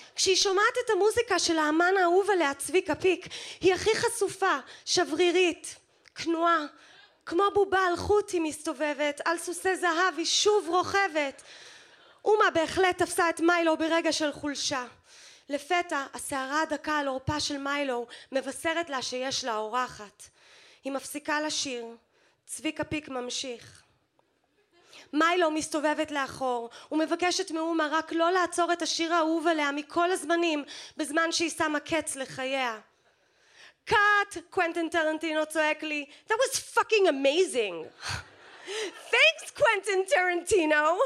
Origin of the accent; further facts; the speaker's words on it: New York, United States; now in Israel; הילדות שלי בניו יורק